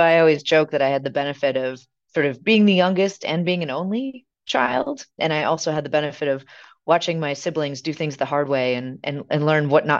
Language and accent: English; Milwaukee, Wisconsin, United States; So I grew up here actually in Milwaukee, Wisconsin, really only about half a mile away from where I'm sitting today.